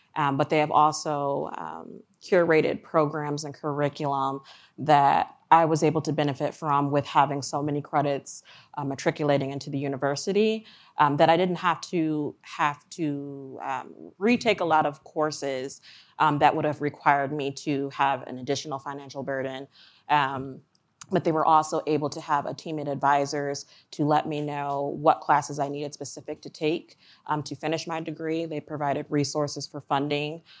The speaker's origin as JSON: {"language": "English", "town": "Ann Arbor", "region": "Michigan", "country": "United States", "moved": "as an adult", "lives_now": "Columbia, Maryland, United States", "said": "I'm originally from Ann Arbor, Michigan, um, but through an acquisition of the company that I was formerly working at, uh, they had moved me to Columbia, Maryland."}